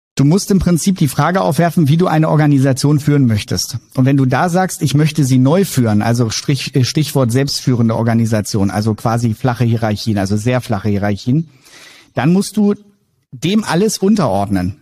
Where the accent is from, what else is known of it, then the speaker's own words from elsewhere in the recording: Wolfenbüttel, Lower Saxony, Germany; Bin ähm, gebürtiger Wolfenbüttler